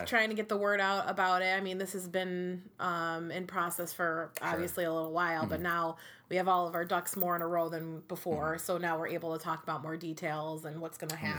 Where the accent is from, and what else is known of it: Utica, New York, United States; born or raised there